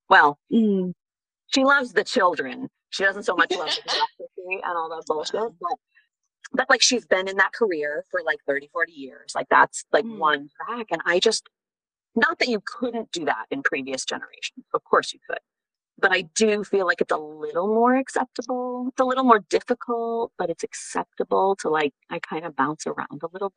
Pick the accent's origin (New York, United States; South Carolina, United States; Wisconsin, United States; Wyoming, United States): Wisconsin, United States; moved away as an adult; also born or lived in Paris; I grew up in Wisconsin